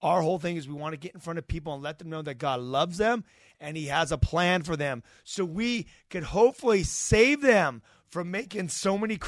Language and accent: English; Idaho, United States; I grew up in Idaho, a little country town.